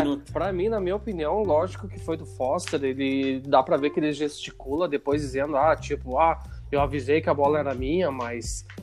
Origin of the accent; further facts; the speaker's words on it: Caxias do Sul, Rio Grande do Sul, Brazil; lá da minha cidade, Caxias do Sul